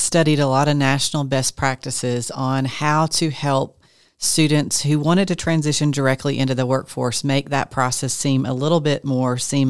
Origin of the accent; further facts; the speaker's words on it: Georgia, United States; A lot of us were born and raised in Forsyth County, and we want our students to come back and reinvest in the community as well.